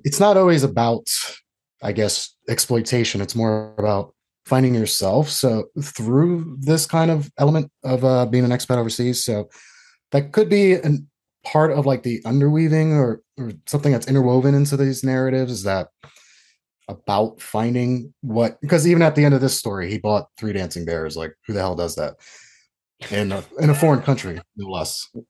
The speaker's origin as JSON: {"language": "English", "town": "New York City", "region": "New York", "country": "United States", "tie": "born or raised there", "also_born_or_lived": "Rome / Nanjing", "moved": "as an adult", "said": "I was born in New York, lived here most of my life"}